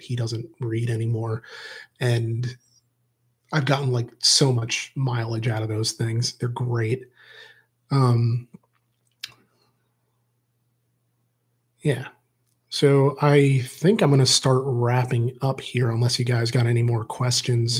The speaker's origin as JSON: {"language": "English", "town": "Reading", "region": "Pennsylvania", "country": "United States", "tie": "born or raised there", "moved": "yes", "said": "I love my hometown"}